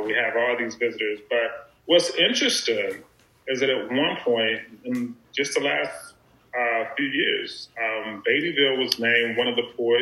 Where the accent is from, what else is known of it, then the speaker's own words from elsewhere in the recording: Beattyville, Kentucky, United States; growing up in Beattyville, Lee County, we didn't have a lot of resources